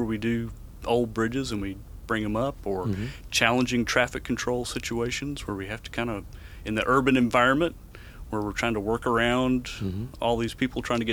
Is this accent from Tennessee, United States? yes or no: yes; Memphis, Tennessee, United States; I was, born and raised in Memphis and went to school there